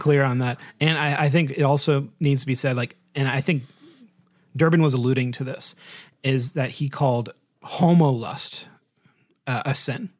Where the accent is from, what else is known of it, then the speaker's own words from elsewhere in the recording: United States; being an American